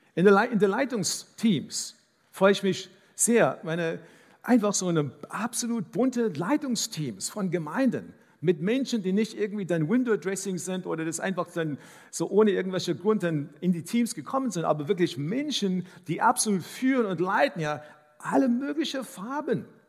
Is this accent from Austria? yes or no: no; South Africa; first language English; German is a second language; now in Dresden, Germany; Ich bin in Südafrika aufgewachsen